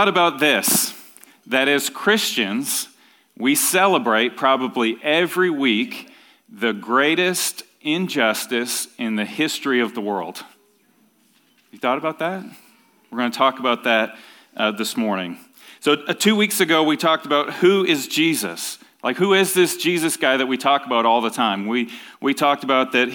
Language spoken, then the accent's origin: English; Ontario, Canada; When I was growing up in Ontario, Canada